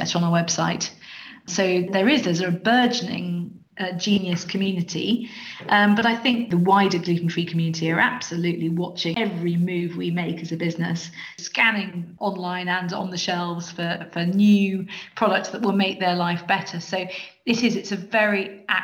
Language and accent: English; South East England, United Kingdom; now in Edinburgh, United Kingdom; You can tell I'm not Scottish. I'm from the southeast of England.